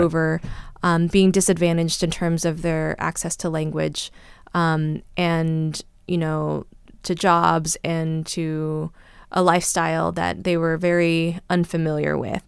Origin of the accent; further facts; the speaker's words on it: California, United States; I grew up here in California and I'm American